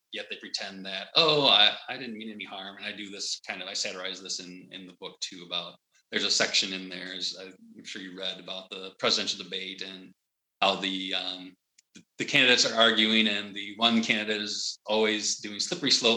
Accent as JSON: {"language": "English", "country": "United States", "said": "I'm American"}